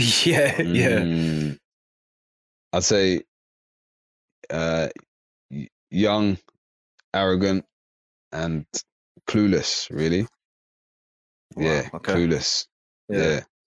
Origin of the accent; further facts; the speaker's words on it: Slough, South East England, United Kingdom; moved away; also born or lived in South London; I used to live in Slough. I was born in Slough, and then I moved over